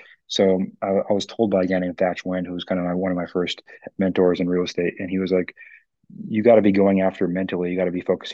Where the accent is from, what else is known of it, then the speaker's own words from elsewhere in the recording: Bellevue, Washington, United States; I was raised in Bellevue where your average price point is $1 million